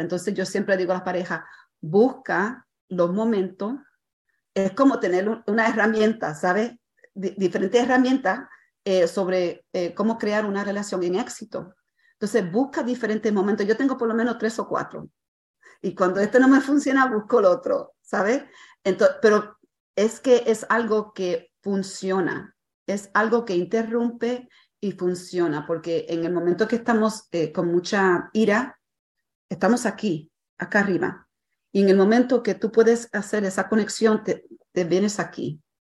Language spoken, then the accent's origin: Spanish; Puerto Rico; a veces soy puertorriqueña